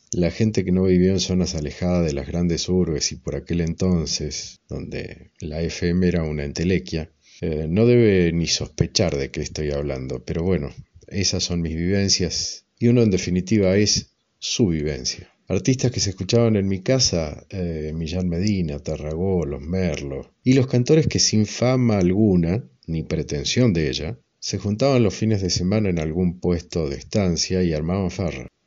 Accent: Ceres, Santa Fe, Argentina; now in Mendoza, Argentina; del noroeste santafesino, pero me crié en una estancia a unos 50 kilómetros, cerca de dos caseríos de no más de 100 personas, Esteban Rams y Campo Garay

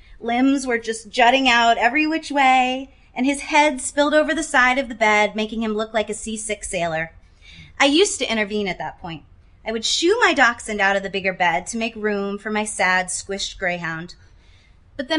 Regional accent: Shreveport, Louisiana, United States; My first volunteering job was at my local shelter where I grew up in Shreveport, Louisiana

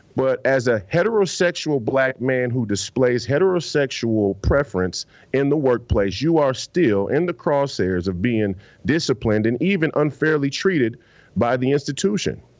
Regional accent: Minneapolis, Minnesota, United States; I'm from the Twin Cities

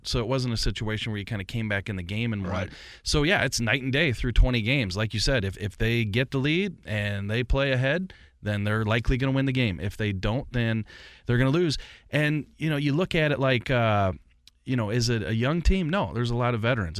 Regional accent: St. Louis, Missouri, United States; I grew up in St. Louis

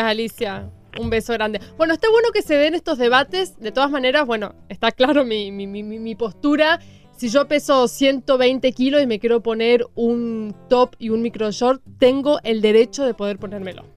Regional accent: Argentina

